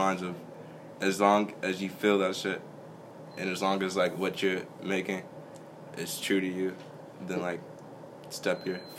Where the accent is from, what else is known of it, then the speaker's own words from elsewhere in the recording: Chicago, Illinois, United States; I'm from the south side of Chicago